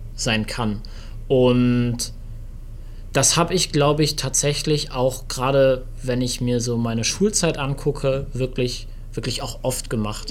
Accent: Germany; ich bin Deutscher

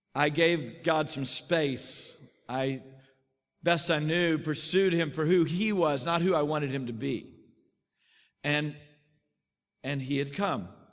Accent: Texas, United States; I grew up in Texas

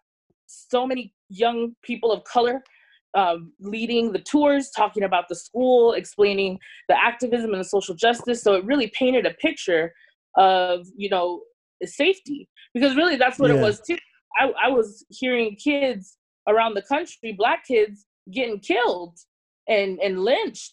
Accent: San Diego, California, United States; also born or lived in Bay Area; I grew up in San Diego.

